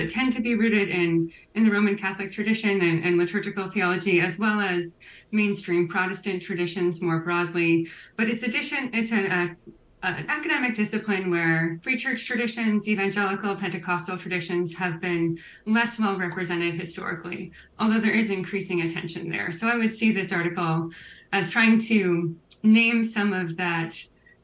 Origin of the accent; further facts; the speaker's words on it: Waterloo, Ontario, Canada; now in Ottawa, Canada; I am Canadian, originally from Waterloo, Ontario. Have moved a lot in the last decade. I'm very happy to call Ottawa home now